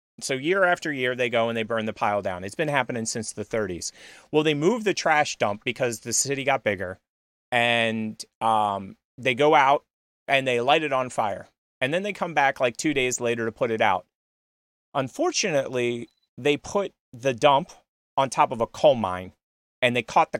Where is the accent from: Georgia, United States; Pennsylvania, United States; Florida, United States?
Pennsylvania, United States; I come from Pennsylvania